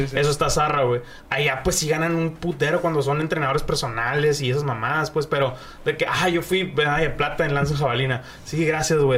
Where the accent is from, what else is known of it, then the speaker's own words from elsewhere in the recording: Mexico; soy mexicano